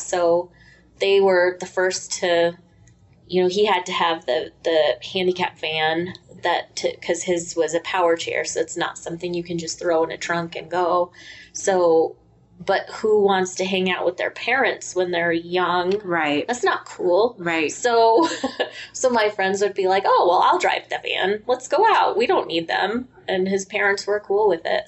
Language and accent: English; Colorado, United States